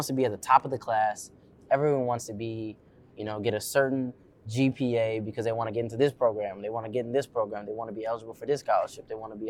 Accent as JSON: {"language": "English", "town": "San Jose", "region": "California", "country": "United States", "moved": "as an adult", "lives_now": "Sacramento, United States", "said": "I'm from San Jose, right? I went to Santa Clara High."}